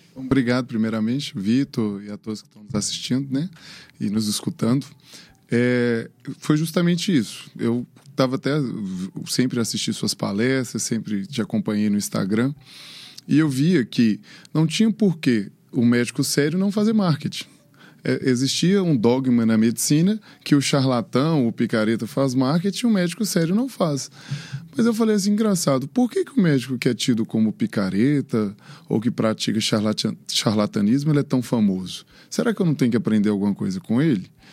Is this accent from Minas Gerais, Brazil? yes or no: yes; Montes Claros, Minas Gerais, Brazil; moved away as an adult; now in Belo Horizonte, Brazil; Fiz medicina em Montes Claros, que é a minha cidade natal, onde eu é, vivi, cresci e montei meu primeiro consultório